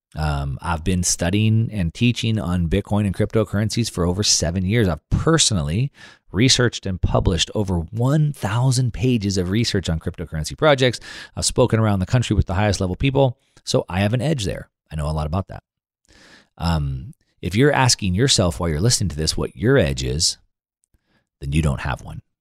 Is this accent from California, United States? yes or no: yes; Southern California, United States; I'm from Southern California